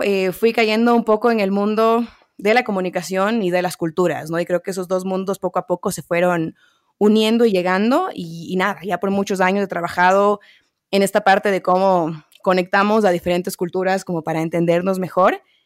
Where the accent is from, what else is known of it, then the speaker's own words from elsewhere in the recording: Quito, Pichincha, Ecuador; yo nacida y crecida en Quito, Ecuador